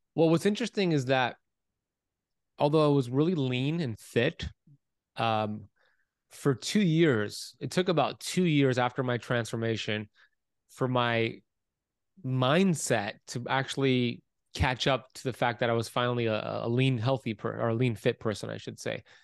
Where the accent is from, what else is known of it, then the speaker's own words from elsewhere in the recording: Miami Beach, Florida, United States; I was born in Miami Beach, Florida, nineteen eighty-four